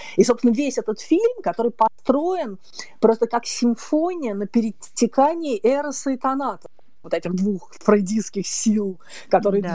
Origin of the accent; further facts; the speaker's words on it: Moscow, Russia; я девочка из Москвы с косичками